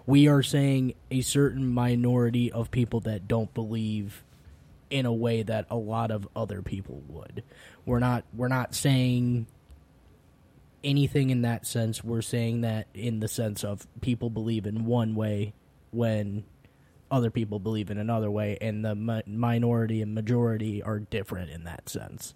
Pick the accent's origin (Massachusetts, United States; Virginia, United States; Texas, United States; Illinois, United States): Illinois, United States; growing up in the Midwest, specifically, uh, specifically Illinois